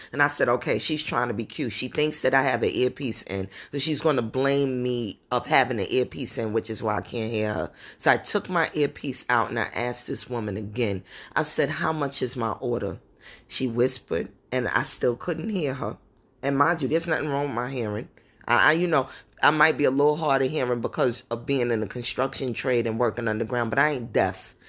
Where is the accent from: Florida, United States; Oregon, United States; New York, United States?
New York, United States; New York City; I'm not from the Caribbean, but I grew up in Brooklyn